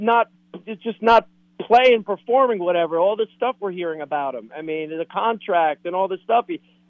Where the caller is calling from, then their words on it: Tampa, Florida, United States; Now, you know … in Tampa.